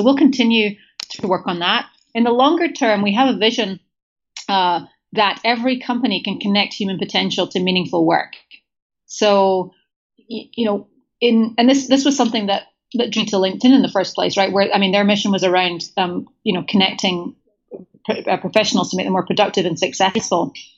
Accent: Scotland, United Kingdom; so first of all, I'm Scottish. I identify with British. I rankle slightly when people call me English

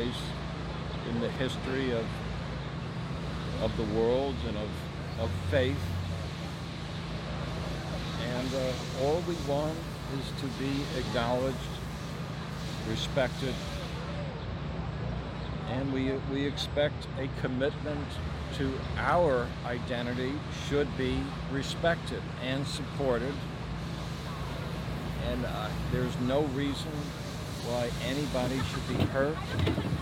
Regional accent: New York, United States; I was born in New York

